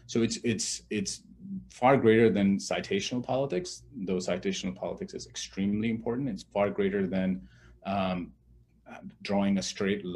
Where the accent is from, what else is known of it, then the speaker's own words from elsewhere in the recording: Pakistan; moved away; I come from Pakistan. I grew up in a military dictatorship.